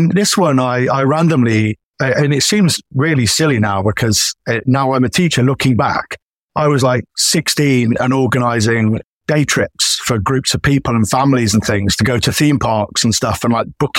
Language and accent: English; United Kingdom; And obviously being a Brit as well, he's from quite sort of humble beginnings.